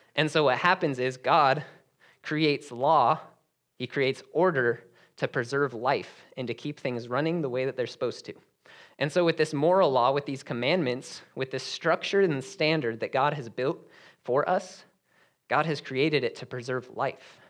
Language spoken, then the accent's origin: English; Denver, Colorado, United States; I was actually born and raised in Denver, Colorado